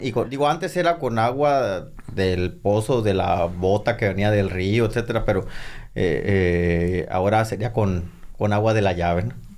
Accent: San Pedro de la Cueva, Sonora, Mexico; soy originario de San Pedro de la Cueva, la capital del mundo

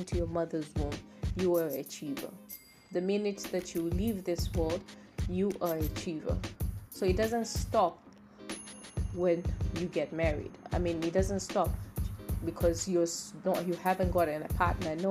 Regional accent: Tanzania; I'm from Tanzania. I love where I come from

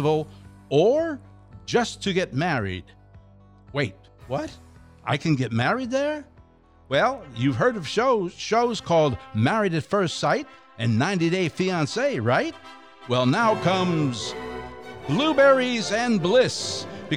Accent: near Lake Ontario, upstate New York, United States; now in Space Coast, Florida, United States; where I'm from also happens to be one of the greatest places to pick blueberries, and that's upstate New York, near Lake Ontario

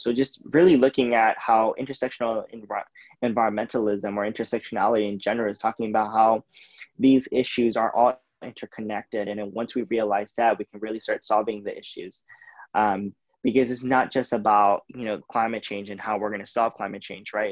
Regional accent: United States; I'm Indian, Asian American

